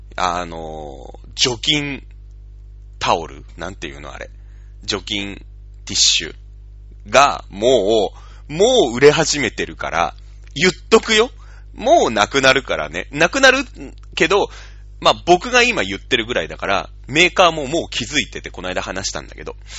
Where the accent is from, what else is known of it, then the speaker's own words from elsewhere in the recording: Shizuoka, Japan; also born or lived in Hokkaido; now in Tokyo, Japan; 僕らは静岡の人間ですから